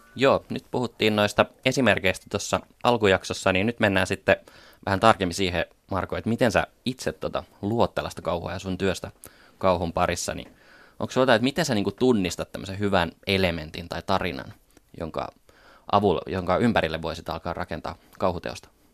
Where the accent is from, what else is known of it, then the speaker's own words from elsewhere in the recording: Paimio, Southwest Finland, Finland; internet oli meillä Paimiossa aika uusi juttu